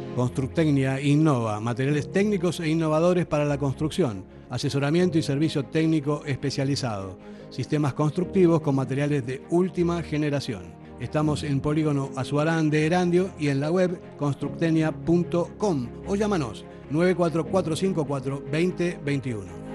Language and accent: Spanish; Argentina; yo como argentino que soy